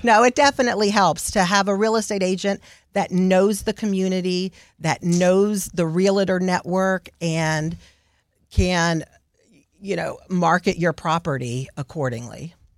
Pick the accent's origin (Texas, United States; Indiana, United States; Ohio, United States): Texas, United States; Houston; also born or lived in The Woodlands, Texas; I was raised in Houston